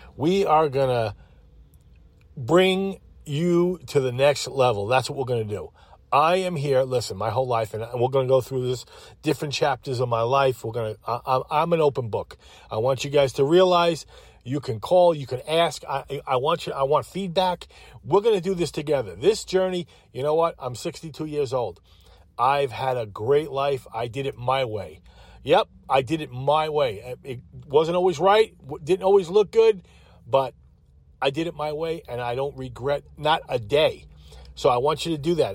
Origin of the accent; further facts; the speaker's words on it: Holbrook, New York, United States; moved away as an adult; also born or lived in Greensboro, North Carolina; now in Winston-Salem, United States; I came from Long Island. Holbrook, Holbrook, Long Island